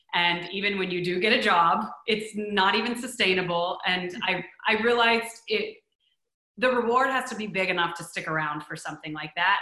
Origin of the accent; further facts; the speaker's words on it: Texas, United States; also born or lived in New York City; now in Los Angeles, United States; growing up in Texas